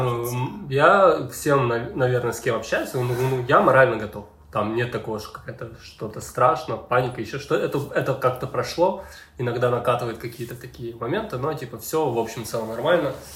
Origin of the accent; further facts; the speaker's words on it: Ukraine; я тут э, в своей стране